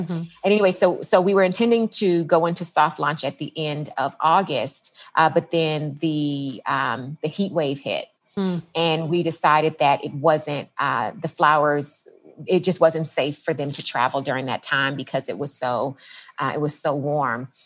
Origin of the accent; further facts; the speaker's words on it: Los Angeles, California, United States; also born or lived in San Diego / Washington; now in Los Angeles, United States; I am from the Los Angeles area